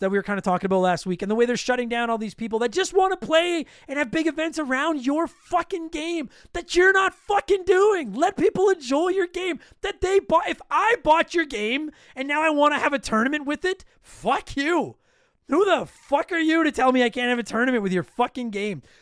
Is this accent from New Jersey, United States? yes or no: yes; New Jersey, United States; I'm from New Jersey, and a holiday that involves fighting sounds right up my alley.